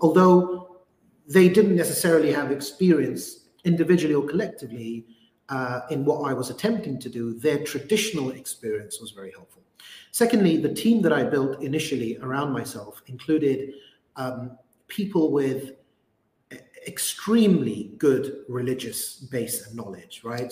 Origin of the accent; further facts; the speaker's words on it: London, United Kingdom; a British Muslim growing up in London